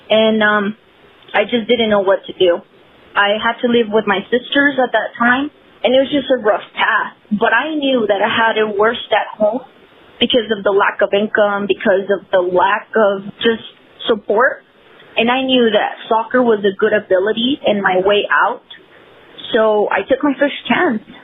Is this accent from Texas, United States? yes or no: yes; El Paso, Texas, United States; So I grew up playing in the Lower Valley community here in El Paso, and I played with the guys all up to age 15.